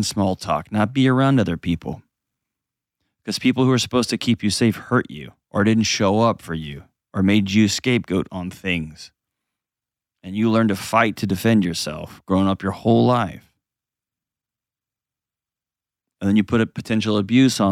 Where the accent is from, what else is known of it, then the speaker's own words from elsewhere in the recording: Texas, United States; I grew up in Texas